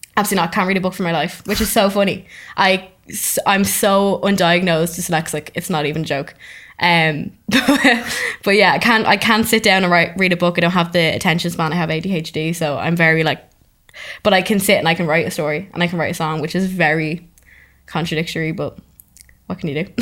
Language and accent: English; Dublin, Leinster, Ireland; I'm from Dublin, um, and I work in Dublin